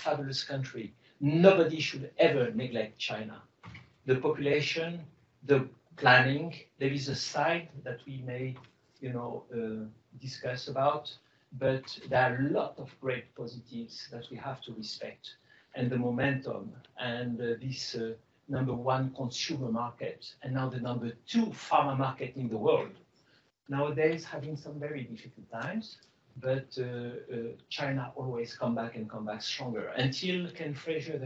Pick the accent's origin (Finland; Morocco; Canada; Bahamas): Morocco; Casablanca, Casablanca-Settat; English is a second language; moved away as an adult; I was born in Casablanca from Greek parents who were born in Morocco, 100% Greek, but born as a French. Speaking Greek over the weekend, French at school, and French national. You can hear my accent.